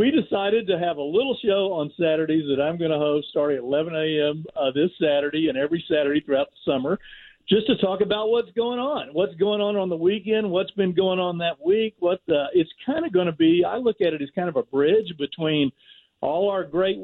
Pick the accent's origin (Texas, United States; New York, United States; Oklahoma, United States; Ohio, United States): Texas, United States; Houston; a guy from Houston, Texas